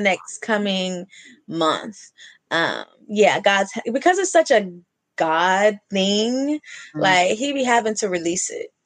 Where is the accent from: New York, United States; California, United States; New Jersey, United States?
California, United States; Oakland; moved away; also born or lived in Atlanta; I'm from the city. I'm from Oakland. I lived in Atlanta.